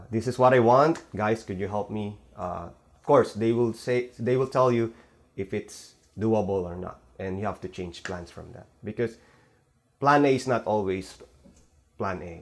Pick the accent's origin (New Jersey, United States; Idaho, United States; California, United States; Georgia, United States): California, United States; now in Los Angeles, United States; letting me go into car shows here in LA, even though we're from Bay Area.